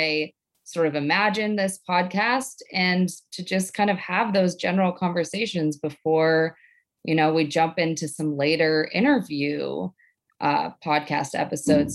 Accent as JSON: {"language": "English", "town": "Boston", "region": "Massachusetts", "country": "United States", "tie": "born or raised there", "said": "I grew up in Boston, in the city of Boston"}